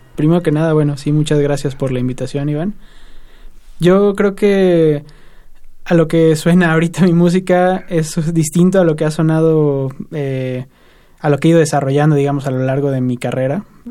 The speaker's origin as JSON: {"language": "Spanish", "region": "State of Mexico", "country": "Mexico", "said": "Yo soy del Estado de México"}